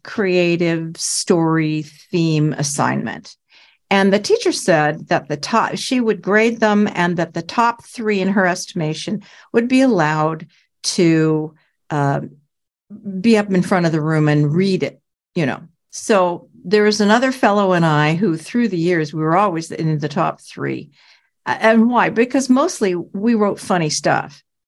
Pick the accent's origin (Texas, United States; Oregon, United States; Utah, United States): Oregon, United States; Portland; I was from Portland, Oregon